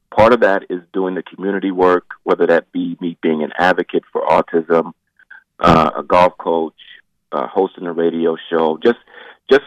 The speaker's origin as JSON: {"language": "English", "town": "Augusta", "region": "Georgia", "country": "United States", "tie": "born or raised there", "moved": "yes", "lives_now": "Monroe, United States", "said": "I was born in Augusta, Georgia"}